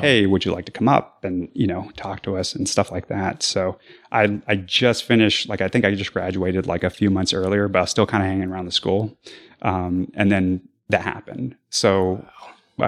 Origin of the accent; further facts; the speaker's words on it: Arizona, United States; I'm from Arizona